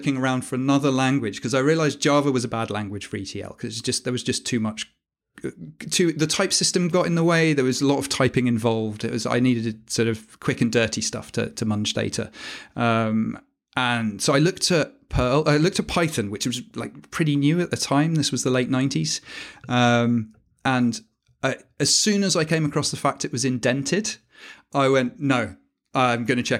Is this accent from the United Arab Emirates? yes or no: yes; Dubai, United Arab Emirates; I grew up in Dubai as well.